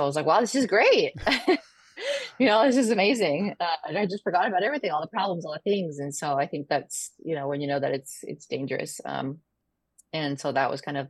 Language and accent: English; Dallas, Texas, United States; also born or lived in Chihuahua, Mexico; And then we moved to Dallas, Texas.